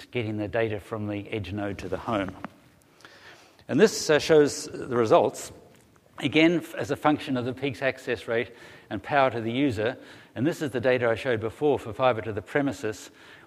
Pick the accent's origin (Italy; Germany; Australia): Australia; now in Melbourne, Australia; I come from Australia